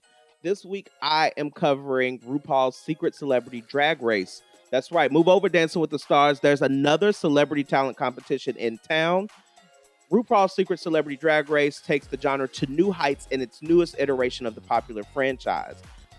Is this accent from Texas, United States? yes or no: yes; Texas, United States; and I'm also from Texas as well.